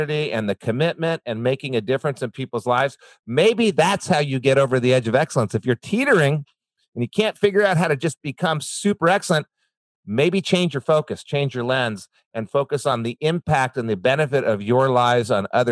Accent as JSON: {"language": "English", "region": "New Mexico", "country": "United States", "tie": "born or raised there", "said": "I grew up in New Mexico"}